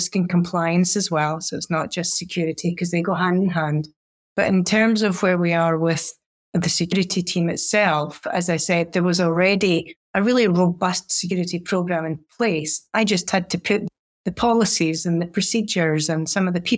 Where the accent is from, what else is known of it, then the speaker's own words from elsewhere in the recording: Scotland, United Kingdom; now in United States; being a Scot